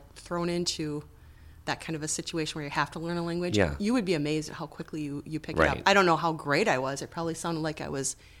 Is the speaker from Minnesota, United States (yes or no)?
yes; Center City, Minnesota, United States; So I actually grew up in Chisago Lakes, Minnesota. Yeah. And if you don't know where that is, it's a combination of Chisago City, Lindstrom, Center City, Schaefer, and Taylor's Falls.